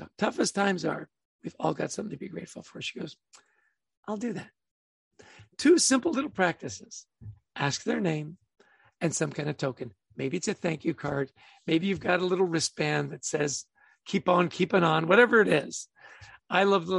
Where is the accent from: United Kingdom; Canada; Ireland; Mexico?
Canada; I grew up in Canada